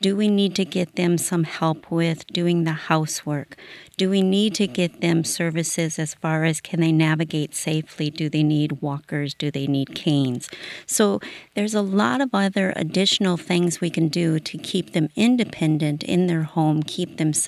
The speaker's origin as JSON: {"language": "English", "region": "Illinois", "country": "United States", "tie": "born or raised there", "said": "I've always been a rural person. I'm born and raised in Iroquois County, and that's where I still live."}